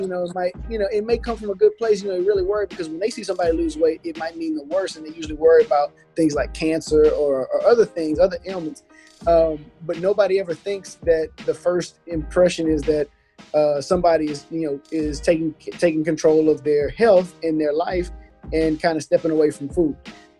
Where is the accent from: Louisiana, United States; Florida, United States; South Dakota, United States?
Louisiana, United States; South; moved away as an adult; also born or lived in East Coast; as somebody who's born and raised in South Louisiana and knows the culture